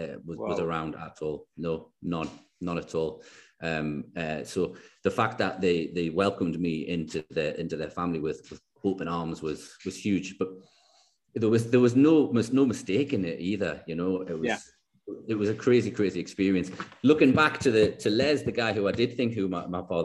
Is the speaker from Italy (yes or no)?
no; Newcastle upon Tyne, North East England, United Kingdom; Newcastle, just, you know, little yeah, town yeah. in the northeast of England